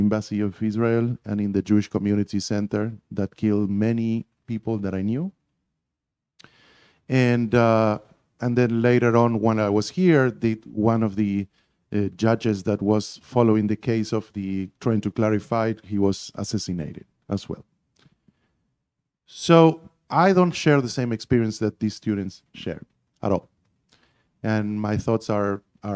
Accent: Argentina; English is a second language; moved away as an adult; now in United States; I grew up in Argentina and I spent the first 30 years of my life down there.

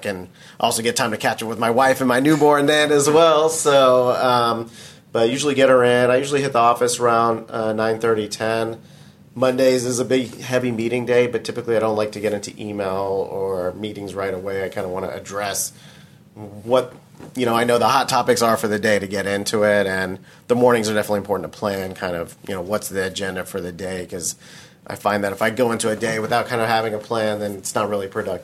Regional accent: Houston, Texas, United States; We grew up here in Houston.

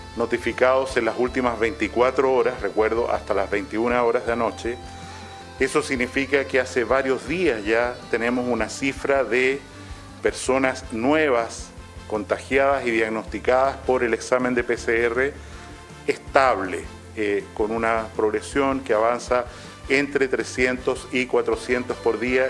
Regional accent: Chile; como chilenos y chilenas que somos

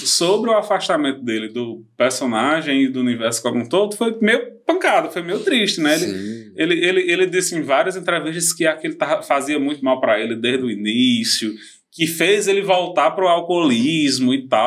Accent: interior of Ceará, Brazil; nós estamos aqui no interior do Ceará. Engula nosso sotaque.

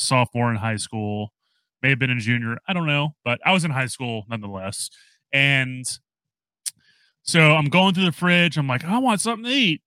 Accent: New Orleans, Louisiana, United States; now in Texas, United States; originally, I'm from New Orleans

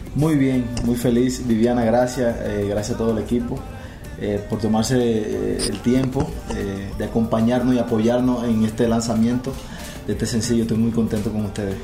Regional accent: Dominican Republic; Yo soy de República Dominicana.

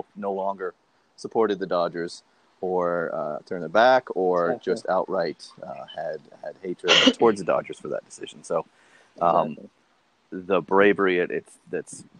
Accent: Boston, Massachusetts, United States; I grew up in Boston

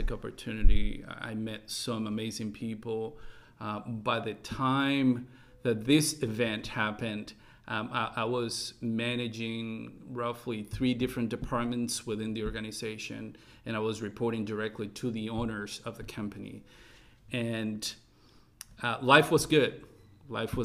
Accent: California, United States; moved away as an adult; now in Taiwan; we are initially from California.

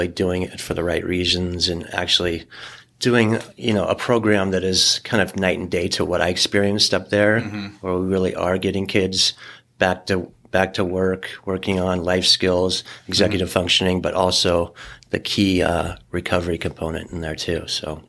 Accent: San Diego, California, United States; moved away as an adult; also born or lived in Los Angeles; growing up in La Jolla

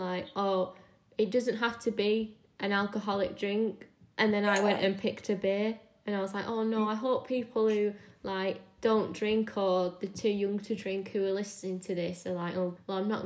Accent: Manchester, North West England, United Kingdom; I grew up in Manchester

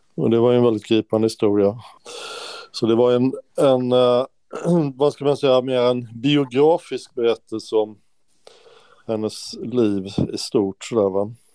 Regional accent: Stockholm, Stockholm County, Sweden; moved away; also born or lived in Skåne; jag är från Stockholm

